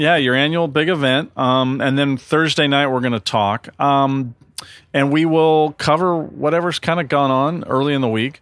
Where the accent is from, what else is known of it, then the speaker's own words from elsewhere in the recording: Santa Monica, California, United States; I'm from Santa Monica